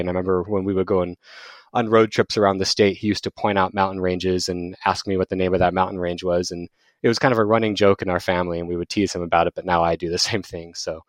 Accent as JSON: {"language": "English", "town": "Tempe", "region": "Arizona", "country": "United States", "tie": "born or raised there", "said": "I am from Phoenix, Arizona, well, an outskirt of Phoenix called Tempe. I'm actually an Arizona native, which is very rare when you talk to people in Arizona."}